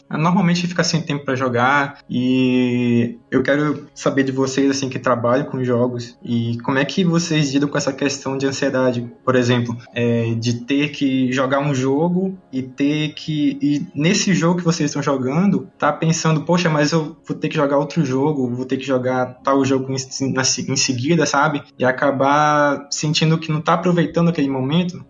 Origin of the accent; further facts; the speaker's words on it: Manaus, Amazonas, Brazil; eu sou de Manaus